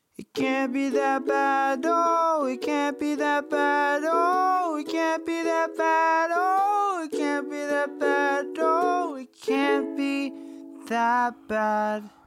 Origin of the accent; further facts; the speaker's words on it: Philippines; being a Filipino dude